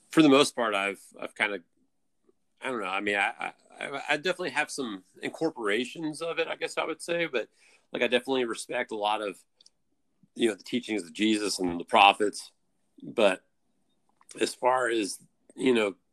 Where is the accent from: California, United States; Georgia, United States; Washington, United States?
Georgia, United States; Atlanta